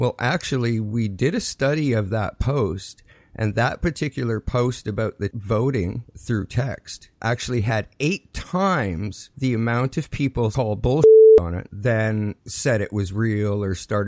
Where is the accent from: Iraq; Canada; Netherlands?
Canada; as a Canadian